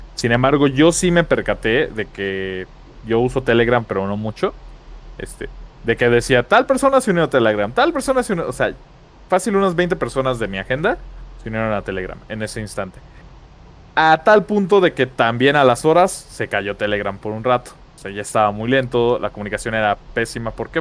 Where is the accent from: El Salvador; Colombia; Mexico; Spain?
Mexico; como mexicano